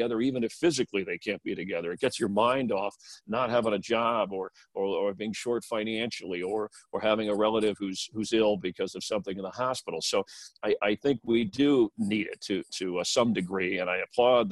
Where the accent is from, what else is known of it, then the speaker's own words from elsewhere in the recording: Florida, United States; now in Los Angeles County, United States; I grew up in Florida.